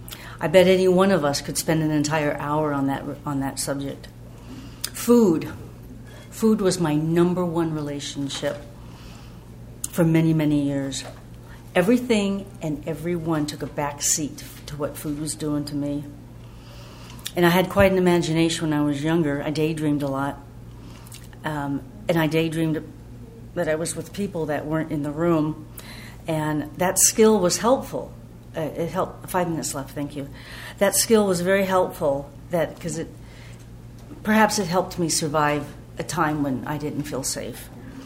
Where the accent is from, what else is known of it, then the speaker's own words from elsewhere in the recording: Georgia, United States; I grew up in OA in Georgia, and we'd go to retreats.